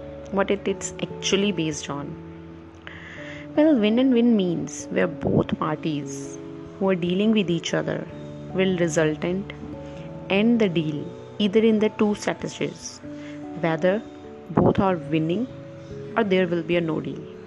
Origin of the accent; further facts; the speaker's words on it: India; from India